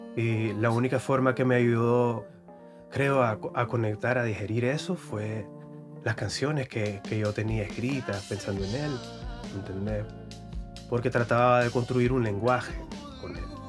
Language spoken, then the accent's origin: Spanish; Carazo, Nicaragua; También soy de Carazo